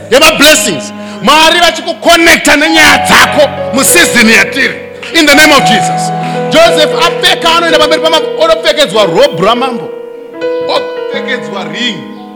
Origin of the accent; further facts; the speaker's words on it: Gokwe, Midlands, Zimbabwe; moved away; kumusha kwangu gokwe